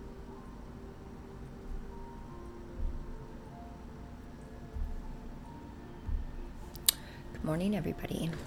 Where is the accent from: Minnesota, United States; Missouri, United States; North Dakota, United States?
North Dakota, United States; I'm from North Dakota